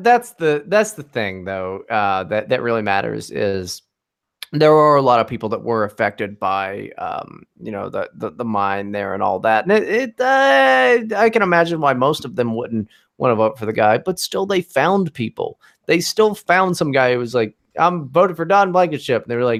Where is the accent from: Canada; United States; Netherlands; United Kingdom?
United States; Poca, West Virginia; moved away; I grew up in West Virginia. Not out in the boonies, but I did grow up in a very small town called Poca, West Virginia, which the last time I went back is quite a lot bigger than it used to be.